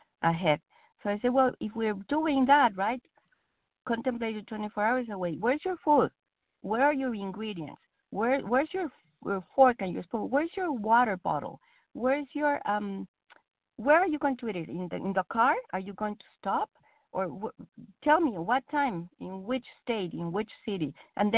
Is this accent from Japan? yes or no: no; Mexico; English is a second language; now in United States; I'm Mexican. English is not my first language